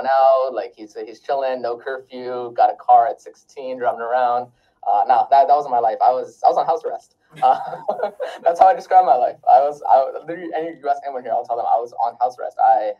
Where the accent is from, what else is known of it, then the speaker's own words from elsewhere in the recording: Wisconsin, United States; born there; So I was born in Wisconsin.